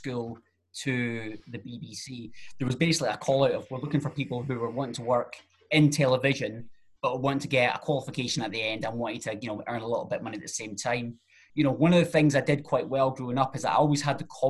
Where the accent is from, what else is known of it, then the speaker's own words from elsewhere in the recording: Alloa, Scotland, United Kingdom; I'm originally from Alloa